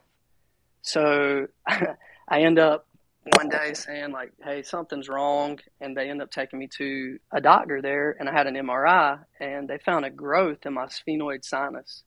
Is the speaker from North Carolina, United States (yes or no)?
yes; Rockingham, North Carolina, United States; now in Aberdeen, United States; I was I was raised here in North Carolina, uh, right down the road in Rockingham, North Carolina